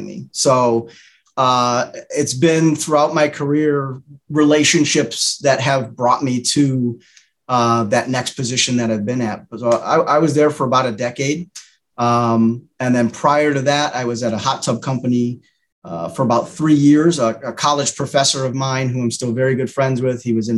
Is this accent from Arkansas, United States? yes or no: no; Windsor, Connecticut, United States; I was born and raised in Windsor, Connecticut